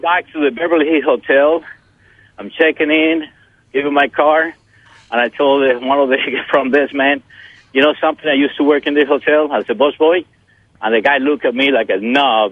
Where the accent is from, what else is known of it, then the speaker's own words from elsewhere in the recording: Holguín, Cuba; moved away as an adult; now in United States; I came to U.S. in 1962. At that time, I was 19 years old. It's been a long time. So when I was in uh, in my city, I'm from Holguin